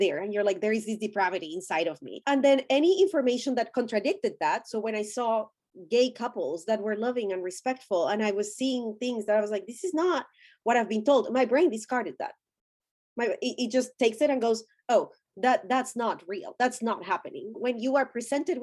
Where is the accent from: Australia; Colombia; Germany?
Colombia; English is a second language; moved away; I'm Colombian. I was born and raised in Colombia, and I went to school in Colombia.